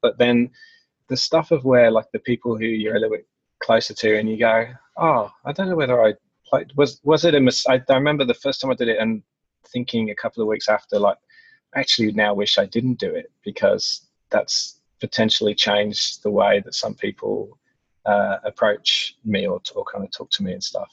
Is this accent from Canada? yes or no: no; England, United Kingdom; being English